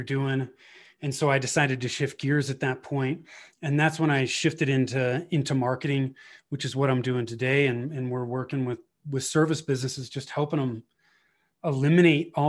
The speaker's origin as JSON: {"language": "English", "area": "Bay Area", "region": "Northern California", "country": "United States", "tie": "born or raised there", "moved": "as an adult", "lives_now": "Colorado, United States", "said": "I was born and raised in Northern California in the Bay Area"}